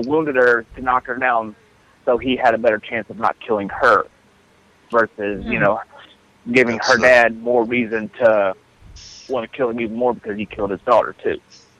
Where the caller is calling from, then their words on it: Middletown, Ohio, United States; I'm from Middletown, Ohio.